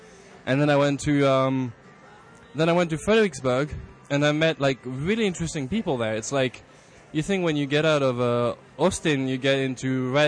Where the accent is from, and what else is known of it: Paris, Île-de-France, France